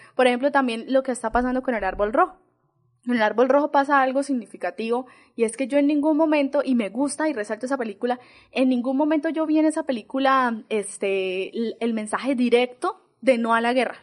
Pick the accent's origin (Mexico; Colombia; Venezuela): Colombia; San Vicente; yo soy de San Vicente